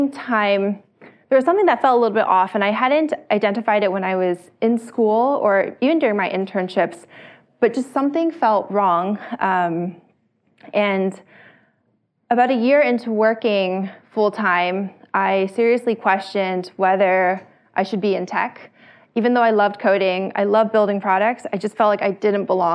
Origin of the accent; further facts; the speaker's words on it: Bay Area, California, United States; I grew up in the Bay Area